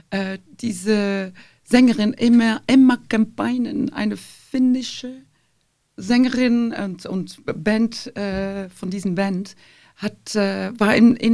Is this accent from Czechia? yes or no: no; Flanders, Belgium; now in Germany; Also mhm. die, die klassische Ballettkompanie von Flandern, die kam dann zweimal pro Jahr und da, da, da durfte ich dann hin.